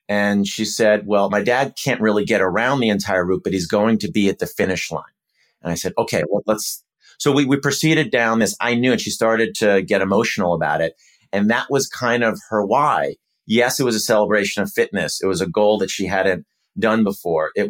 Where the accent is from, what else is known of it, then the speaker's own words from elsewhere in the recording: Minnesota, United States; Well, um, I love, I grew up in Minnesota and I think it would be a celebration of the city and the area more broadly.